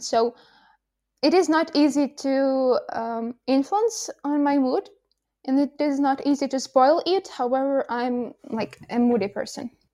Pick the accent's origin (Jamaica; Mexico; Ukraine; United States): Ukraine; Kolomyia, Ivano-Frankivsk Oblast; English is a second language; moved away as an adult; now in Kyiv, Ukraine; I'm at my hometown. It's Kolomoye, Ivano Frankisk, uh, region